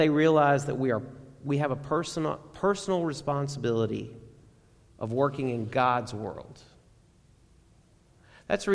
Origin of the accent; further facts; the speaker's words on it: Garland, Texas, United States; I grew up in Garland, and Dad would commute to Irving